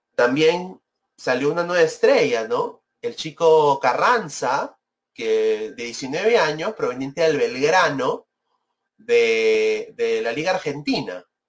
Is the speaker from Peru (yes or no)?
yes; Peru; now in United States; soy peruano, quiero mi país